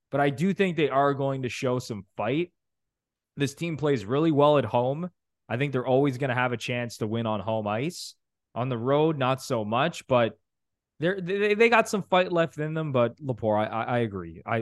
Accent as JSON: {"language": "English", "town": "Ottawa", "region": "Ontario", "country": "Canada", "tie": "born or raised there", "said": "you give my hometown Senators"}